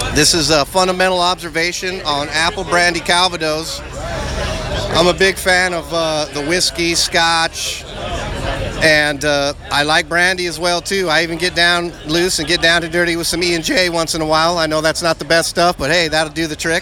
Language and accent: English; LA County, California, United States; I'm also an LA County native.